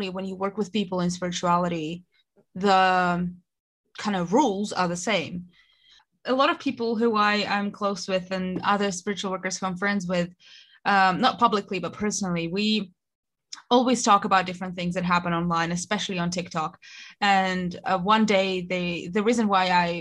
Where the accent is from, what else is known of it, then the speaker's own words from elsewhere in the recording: Russia; moved away as an adult; now in United Kingdom; I am originally from Russia, moved to the UK when in 2014 to study, stayed here.